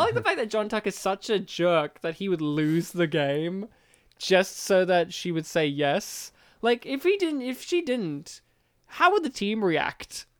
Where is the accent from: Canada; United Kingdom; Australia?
Australia; We are from Australia